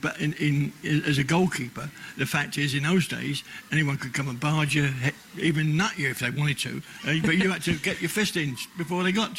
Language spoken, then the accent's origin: English; London, United Kingdom; moved away; being a Londoner